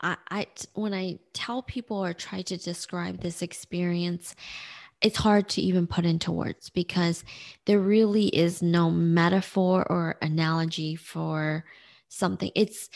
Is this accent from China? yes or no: yes; Nanjing, Jiangsu, China; born there; And so I was born in Nanjing, China. That's where my story begins.